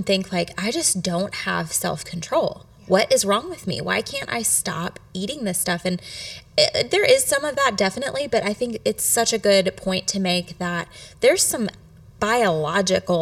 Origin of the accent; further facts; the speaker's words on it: Lexington, Kentucky, United States; now in Louisville, United States; I'm from Lexington and I'm a Louisville transplant now.